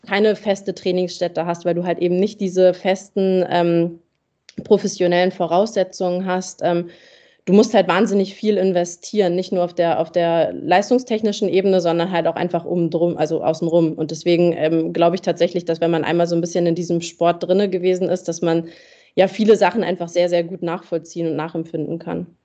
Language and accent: German; Germany; für uns als Deutsche